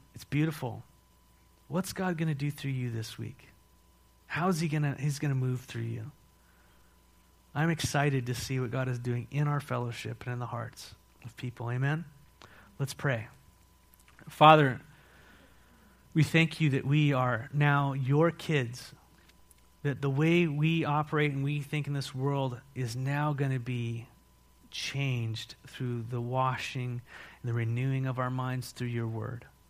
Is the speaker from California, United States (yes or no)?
yes; San Marcos, California, United States; also born or lived in Mexico / Philippines; now in Walla Walla, United States; I was raised in San Marcos, California.